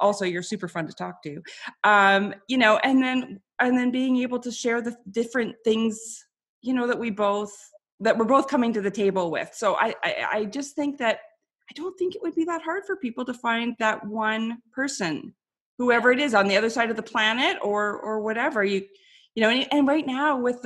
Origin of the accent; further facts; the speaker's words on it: Canada; people tease me for being Canadian